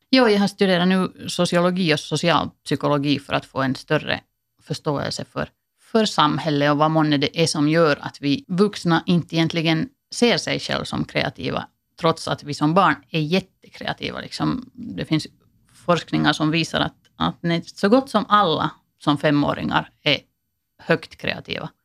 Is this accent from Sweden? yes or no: no; Finland; som finländare